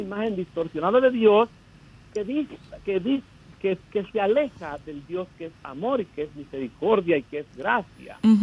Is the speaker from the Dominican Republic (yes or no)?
yes; Dominican Republic; now in United States; yo llegué aquí, claro, fuera de Dominicana